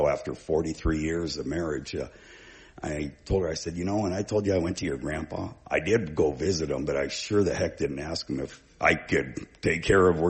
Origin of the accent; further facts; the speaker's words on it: Bay Area, California, United States; moved away as an adult; also born or lived in Vancouver, Washington / Battle Ground, Washington; now in Oregon, United States; I was from the Bay Area originally